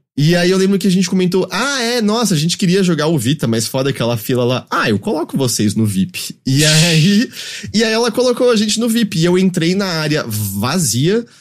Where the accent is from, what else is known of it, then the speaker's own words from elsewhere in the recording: Brazil; a gente é brasileiro